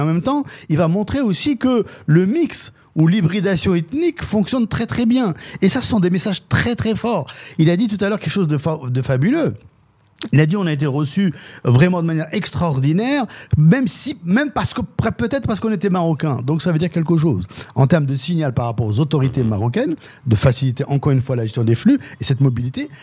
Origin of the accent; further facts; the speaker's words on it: Dreux, Centre-Val de Loire, France; ma ville d'origine qui est Dreux. En France